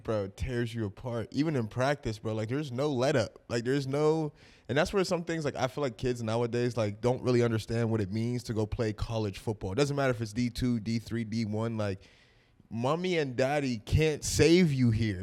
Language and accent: English; Pittsburgh, Pennsylvania, United States; we're all Pittsburgh people